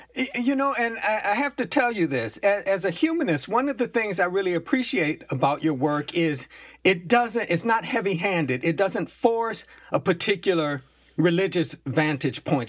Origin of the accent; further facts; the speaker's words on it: Buffalo, New York, United States; I grew up in Buffalo, New York, but my people come from Virginia and North Carolina